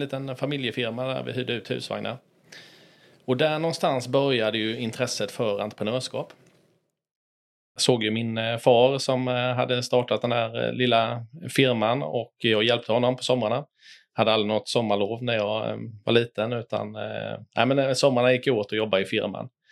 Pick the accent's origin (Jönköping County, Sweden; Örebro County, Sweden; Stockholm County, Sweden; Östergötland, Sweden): Jönköping County, Sweden; Tenhult; also born or lived in Lekeryd; Jag kommer från en eh, liten by utanför Jönköping som heter eh, Tenhult. Eh, jag växte upp eh, bredvid Kabefabriken